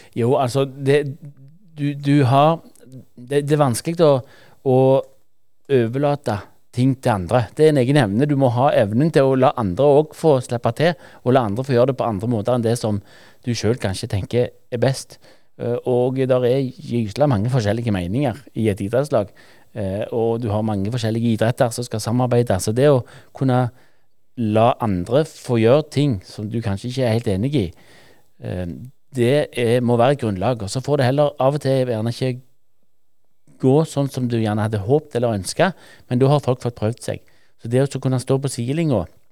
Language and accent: Norwegian; Norway; sjøl har jeg vokst opp i Verdalen og har eh, spilt mine kamper på Voll idrettslag